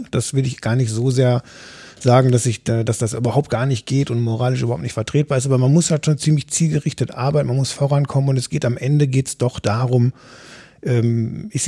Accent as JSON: {"language": "German", "region": "North Rhine-Westphalia", "country": "Germany", "said": "Ich, ich komme aus dem Ruhrgebiet und Düsseldorf ist eben nicht mehr"}